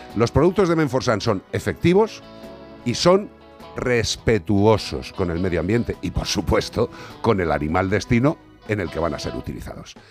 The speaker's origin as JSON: {"language": "Spanish", "region": "Galicia", "country": "Spain", "said": "la población gallega, para mi tierra y para mis paisanos"}